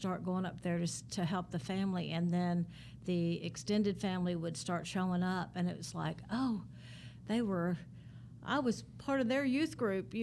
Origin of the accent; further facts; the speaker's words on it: Paris, Tennessee, United States; I grew up in Parrish, Tennessee